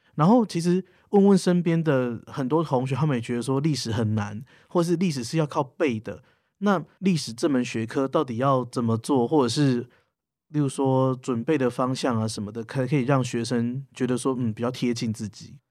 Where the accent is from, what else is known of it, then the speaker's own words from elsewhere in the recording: Tainan, Taiwan; 因为我本身是台南人